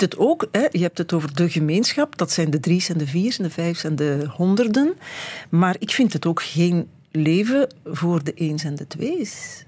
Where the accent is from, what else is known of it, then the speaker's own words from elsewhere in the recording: Beringen, Flanders, Belgium; Ik kom van Bering